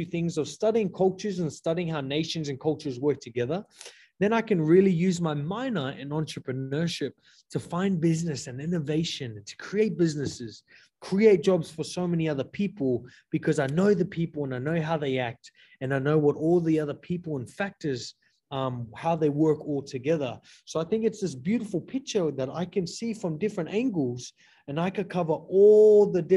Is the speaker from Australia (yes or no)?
yes; Torres Strait Islands, Queensland, Australia; moved away as an adult; now in Hawaii, United States